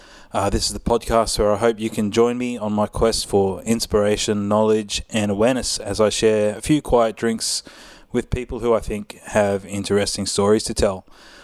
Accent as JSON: {"language": "English", "town": "Cairns", "region": "Queensland", "country": "Australia", "tie": "born or raised there", "said": "That's really cool because I did the same thing growing up in Cairns."}